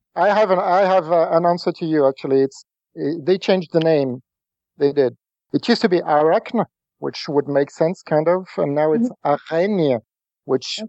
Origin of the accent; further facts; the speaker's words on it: France; English is a second language; I'm not English speaking. I'm not an English speaker. I'm, I'm French.